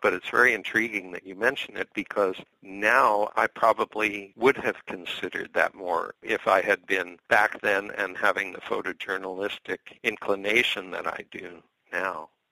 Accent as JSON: {"language": "English", "town": "Scarsdale", "region": "New York", "country": "United States", "moved": "yes", "lives_now": "Lopez Island, United States", "said": "I'm originally from the East. I'm from Westchester County, from Scarsdale, New York"}